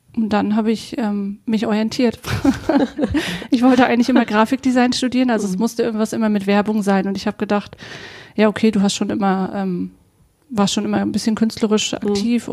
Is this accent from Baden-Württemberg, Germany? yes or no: no; Western Pomerania, Mecklenburg-Vorpommern, Germany; moved away; Wir kommen beide aus Vorpommern und hatten beide unsere Dreiviertelstunde, Stunde zu fahren, bis wir auf der Insel Usedom war